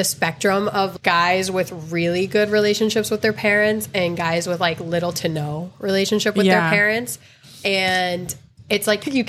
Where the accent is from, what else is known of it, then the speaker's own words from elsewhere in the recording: Connecticut, United States; moved away as an adult; now in Miami, United States; When I was growing up, I grew up mostly in Connecticut. So I grew up primarily around white people going to school. It was like Italian people and Polish people.